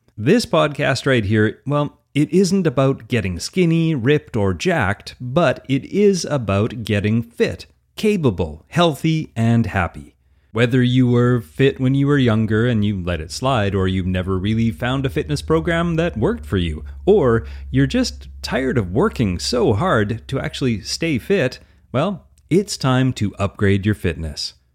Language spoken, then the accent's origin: English; Alberta, Canada; accent: Albertan; I'm an easygoing Canadian, if you didn't guess, from my outrageous Albertan accent